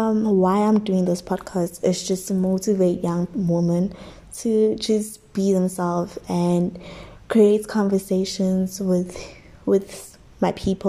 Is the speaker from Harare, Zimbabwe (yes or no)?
yes; Sprayview, Harare, Zimbabwe; Yes. And I grew up in Sprayview, and I live with my granny, my uncle.